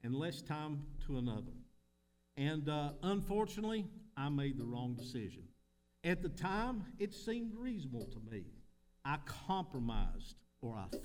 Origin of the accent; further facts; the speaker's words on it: Middlesboro, Kentucky, United States; I'm from Middlesbrough, Kentucky.